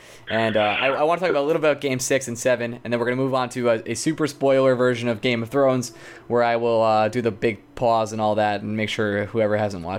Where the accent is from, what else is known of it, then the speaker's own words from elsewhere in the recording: Long Island, New York, United States; I'm from Long Island